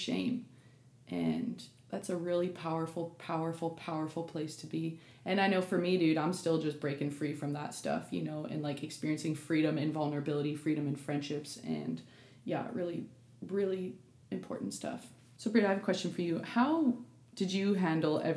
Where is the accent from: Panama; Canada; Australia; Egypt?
Canada; I'm Canadian actually.